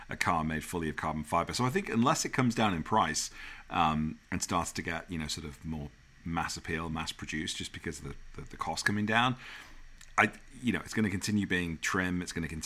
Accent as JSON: {"language": "English", "country": "United Kingdom", "accent": "British", "moved": "yes", "lives_now": "United States"}